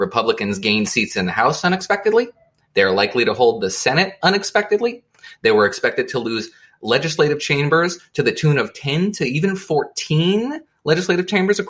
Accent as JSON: {"language": "English", "region": "New Jersey", "country": "United States", "said": "I'm from New Jersey."}